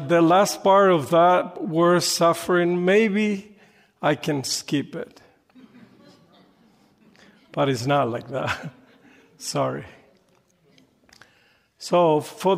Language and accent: English; Panama; English is a second language; moved away as an adult; now in United States; I'm from Panama. Panama is a little country in Central America, and they speak Spanish. I've been in the States about close to 30 years now